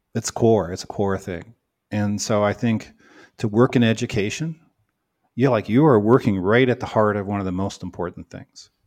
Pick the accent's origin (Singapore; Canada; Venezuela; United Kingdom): Canada; now in United States; I'm Canadian, you know, not American.